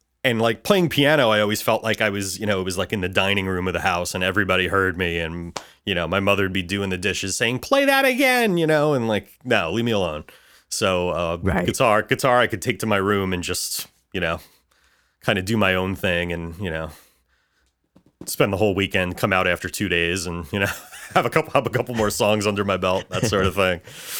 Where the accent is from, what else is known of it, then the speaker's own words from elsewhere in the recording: Bayonne, New Jersey, United States; also born or lived in Dallas; I grew up in New Jersey. I was actually born in Texas, in Dallas, but I grew up in Bayonne, New Jersey.